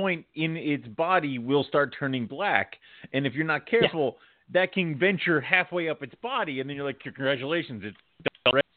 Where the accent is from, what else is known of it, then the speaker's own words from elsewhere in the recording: Philadelphia, Pennsylvania, United States; some of us are from Philly